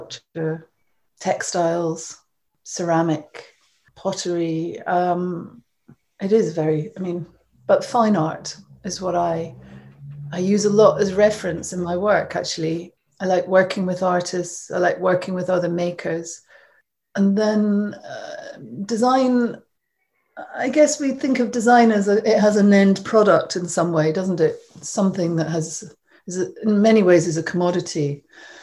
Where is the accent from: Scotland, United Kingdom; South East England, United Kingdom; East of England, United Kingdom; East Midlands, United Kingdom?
Scotland, United Kingdom; I grew up in Scotland, as you probably can tell from my accent.